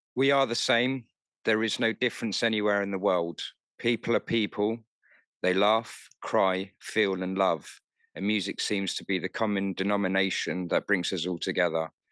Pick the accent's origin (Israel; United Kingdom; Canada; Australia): United Kingdom; London; moved away as an adult; now in Kent, United Kingdom; I grew up in North London, um, so technically, I'm a city boy